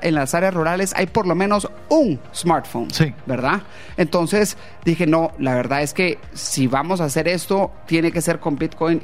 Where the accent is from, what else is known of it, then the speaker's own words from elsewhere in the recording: Guatemala; moved away as an adult; also born or lived in London, United Kingdom; yo era nacido en Guatemala